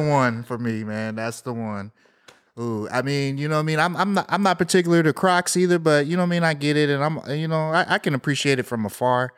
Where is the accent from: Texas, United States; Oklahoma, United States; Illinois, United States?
Texas, United States; Houston; growing up in Southwest Houston